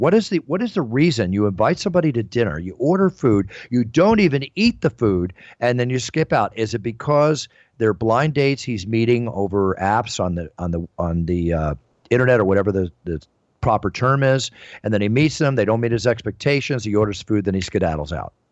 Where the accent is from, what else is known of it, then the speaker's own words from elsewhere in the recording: Philadelphia, Pennsylvania, United States; moved away; also born or lived in Dallas; I was raised a lot, many years in my hometown, which I consider, which is Philadelphia